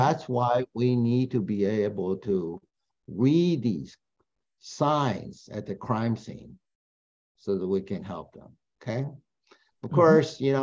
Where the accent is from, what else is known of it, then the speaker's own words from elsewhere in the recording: Taiwan; moved away; I'm from Taiwan